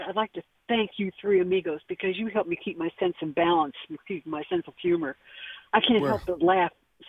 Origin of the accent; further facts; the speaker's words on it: Michigan, United States; moved away; I'm originally from Michigan, and we live near Henry Ford's brother. We have a farm near him.